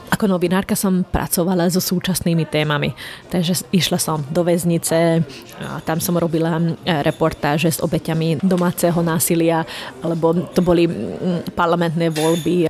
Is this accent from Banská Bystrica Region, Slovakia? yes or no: no; Rye Island, Trnava Region, Slovakia; first language Hungarian; Slovak is a second language; ja som maďarská, maďarka zo Žitného ostrova, takže moja materinská je, reč je maďarčina